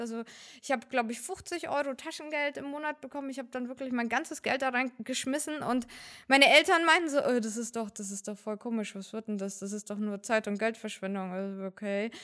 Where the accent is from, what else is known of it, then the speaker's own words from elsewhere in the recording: Fürth, Bavaria, Germany; also born or lived in Uzbekistan; ich komme aus Fürth